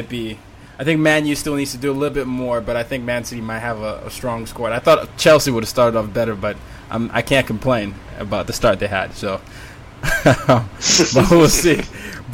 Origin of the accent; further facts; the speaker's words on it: Nigeria; I'm Nigerian